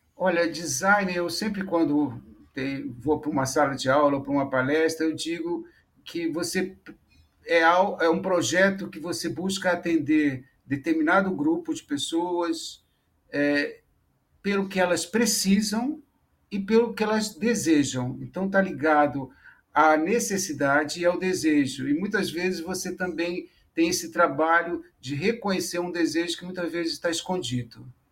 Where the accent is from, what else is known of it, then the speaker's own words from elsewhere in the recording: Niterói, Rio de Janeiro, Brazil; eu sou de Niterói